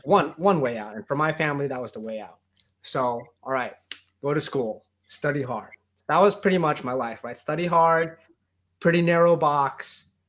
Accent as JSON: {"language": "English", "region": "New Jersey", "country": "United States", "tie": "born or raised there", "said": "I grew up in New Jersey"}